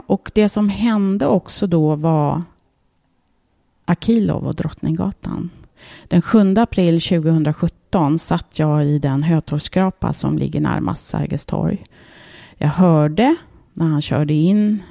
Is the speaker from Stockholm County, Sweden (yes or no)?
yes; Märsta, Stockholm County, Sweden; den gården där jag växte upp